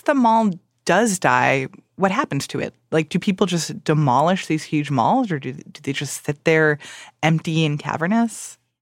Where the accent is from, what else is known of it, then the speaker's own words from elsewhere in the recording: Miami, Florida, United States; I grew up in Miami